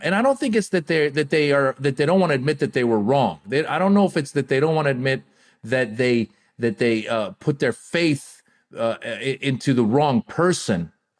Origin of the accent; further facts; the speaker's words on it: United States; also born or lived in Iran; I come from an immigrant background. I was born in Iran, grew up in America.